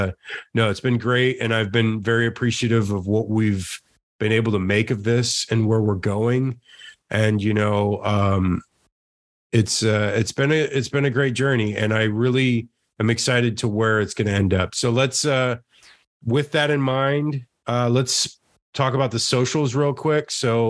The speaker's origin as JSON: {"language": "English", "region": "Florida", "country": "United States", "moved": "as an adult", "lives_now": "Los Angeles, United States", "said": "one, I'm from Florida, and two, I live in LA now."}